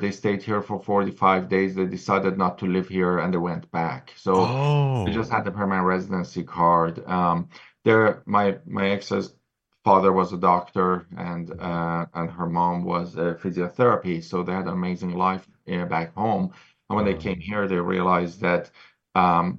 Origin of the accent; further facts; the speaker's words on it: Tehran, Tehran Province, Iran; moved away as an adult; also born or lived in Vancouver, Canada; now in British Columbia, Canada; No, I was born and raised in Tehran, in Iran. Then I moved to Vancouver when I was 25